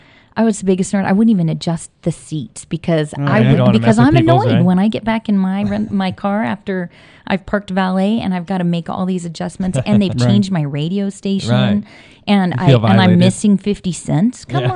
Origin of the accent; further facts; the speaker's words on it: Washington, United States; moved away as an adult; now in Las Vegas, United States; Washington State.